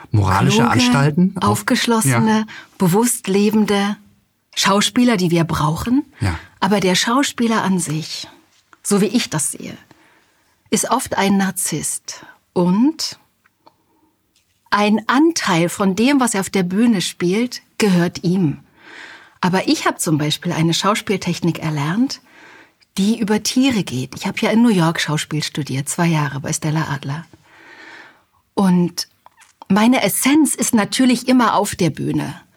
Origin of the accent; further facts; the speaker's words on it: Halle, Saxony-Anhalt, Germany; Ich komme aus Halle an der Saale und in Sachsen-Anhalt wird ganz furchtbar nachlässig gesprochen. Ich wollte schön sprechen